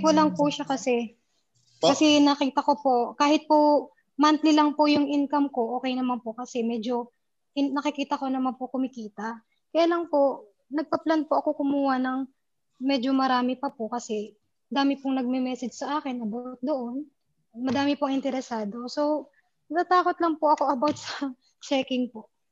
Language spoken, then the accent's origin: Tagalog; Taytay, Calabarzon, Philippines; moved away as an adult; now in Kuwait; nandito nga po ako ngayon sa Kuwait. Bali po, tiga Taytay Rizal po ako.